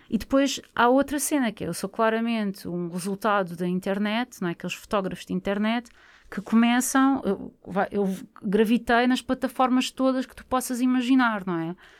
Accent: Barreiro, Setúbal, Portugal; Eu sou do Barreiro

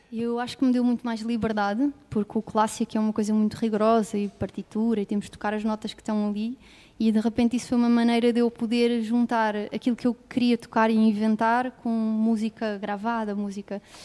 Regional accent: Lisbon, Portugal; Nasci em Lisboa

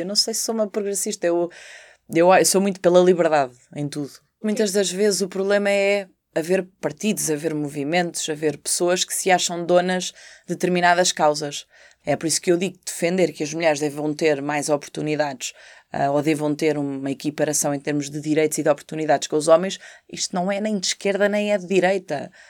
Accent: Portugal; na Marinha, ainda por cima na minha terra

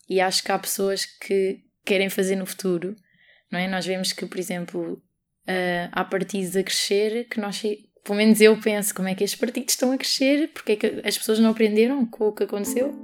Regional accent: Portugal; nasci em Portugal

